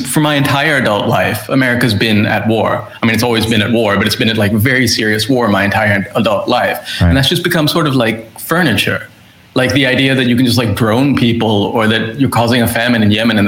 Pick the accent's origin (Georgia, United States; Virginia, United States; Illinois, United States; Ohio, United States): Ohio, United States; Columbus; moved away as an adult; also born or lived in Canada; now in Sri Lanka; my dad got a job at Ohio State University. So I grew up in Columbus, Ohio